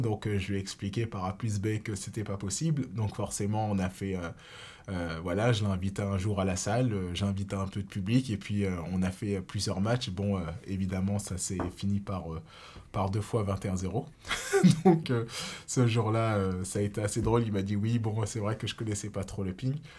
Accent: Reims, Grand Est, France; moved away; also born or lived in Saarbrücken, Germany; je suis bien rémois de base, donc puisque je suis né à Reims et j'ai commencé euh, le tennis de table directement à l'Olympique Rémois Tennis de table

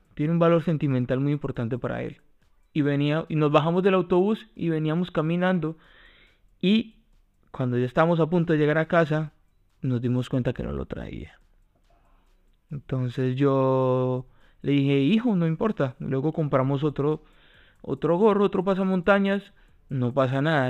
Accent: Colombia; now in Spain

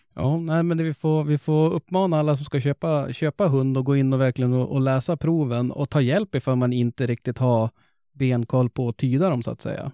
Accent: Norrland, Sweden; vi är ju ändå norrlänningar.

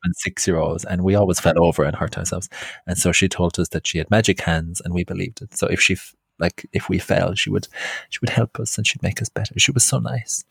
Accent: County Clare, Ireland; now in London, United Kingdom; I grew up in West Clare

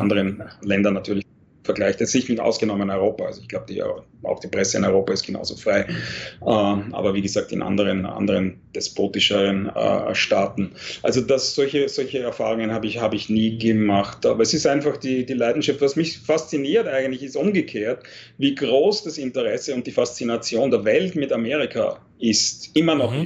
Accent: Austria; moved away as an adult; also born or lived in Vienna, Austria; now in New York, United States; schätze ich Österreich als Heimat, wo ich aufgewachsen bin

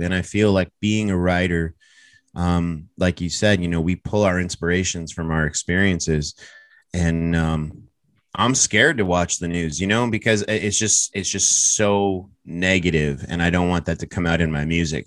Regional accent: Toronto, Ontario, Canada; I'm proud to be from Toronto

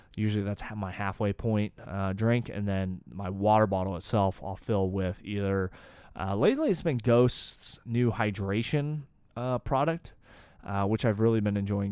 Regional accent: Boise, Idaho, United States; now in Austin, United States; I grew up in Boise

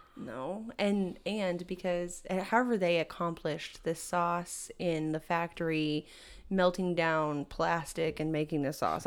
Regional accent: Texas, United States; as like a Texan.

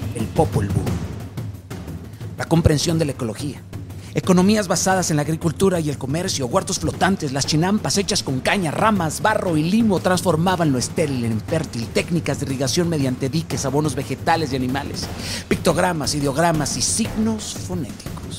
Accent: Mexico; mi hermoso México

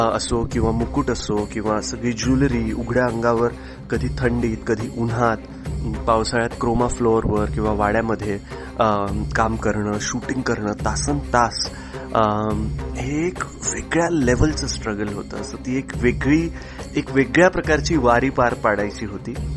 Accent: Parbhani, Maharashtra, India; मराठवाड्यात मी लहानाचा मोठा झालो आहे परभणीमध्ये

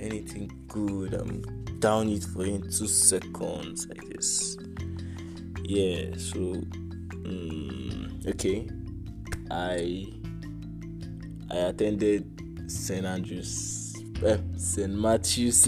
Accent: Jos, Plateau, Nigeria; also born or lived in Abuja; I am from Jos Plateau State, from Jos South. Precisely, I am Birom

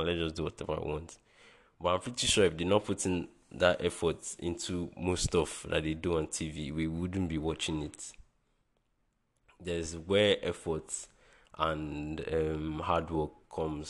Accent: Nigeria; as a Nigerian

